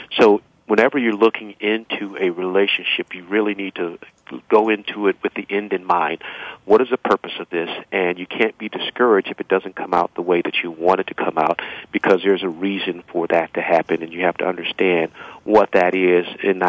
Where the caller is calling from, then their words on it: Cleveland, Ohio, United States; I'm calling from Cleveland, Ohio.